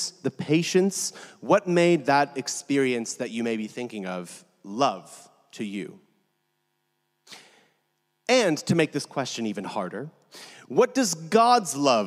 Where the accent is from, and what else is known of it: California, United States; moved away